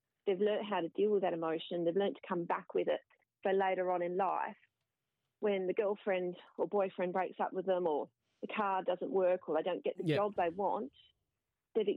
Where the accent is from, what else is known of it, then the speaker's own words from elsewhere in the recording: Mandurah, Western Australia, Australia; But I grew up in Mandurah